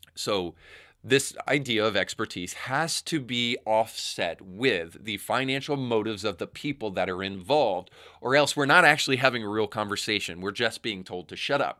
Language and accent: English; Tennessee, United States; soon to be my home state of Tennessee